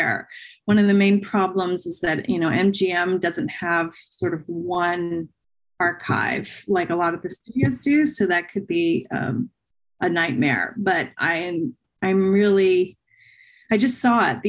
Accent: New Jersey, United States; I grew up in New Jersey, right, where the first or one of the first Westerns was made

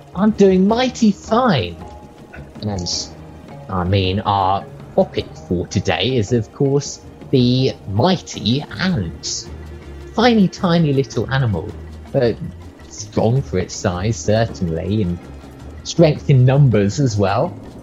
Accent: Australia; I come from Australia

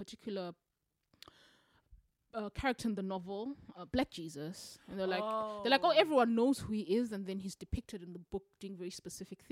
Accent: Matabeleland, Zimbabwe; I grew up in Matabeleland. I'm Ndebele

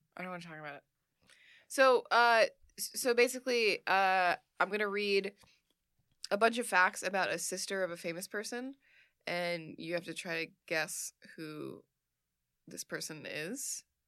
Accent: Sweden; I am from Sweden

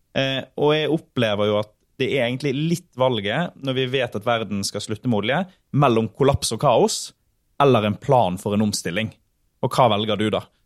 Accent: Sotra, Western Norway, Vestland, Norway; Jeg kommer jo fra Sotra på Vestlandet

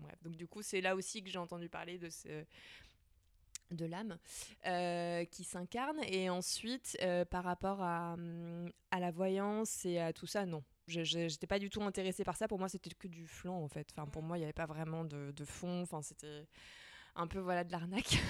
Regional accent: Nantes, Pays de la Loire, France; moi j'ai grandi à Nantes

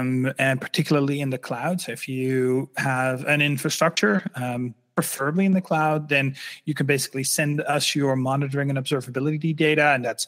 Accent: Netherlands; English is a second language; I'm originally from the Netherlands. Sometimes I still have a slight accent, but it's not that big anymore.

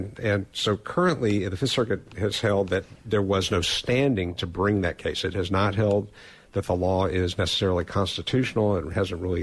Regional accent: Atlanta, Georgia, United States; moved away; Atlanta, Georgia, my hometown where I grew up

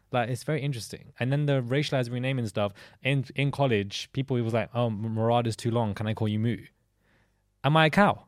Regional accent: London, United Kingdom; growing up in London as a, as a child

